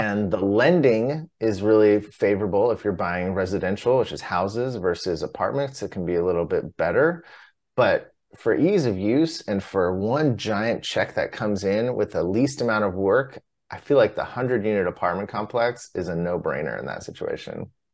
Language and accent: English; Southern California, United States; I grew up in Southern California